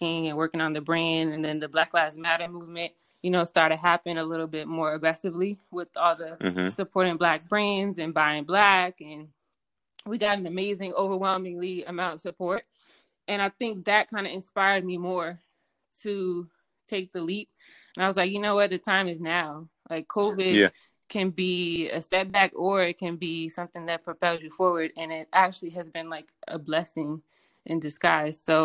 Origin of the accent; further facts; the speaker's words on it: Prince George's County, Maryland, United States; moved away as an adult; now in Los Angeles, United States; I'm from Maryland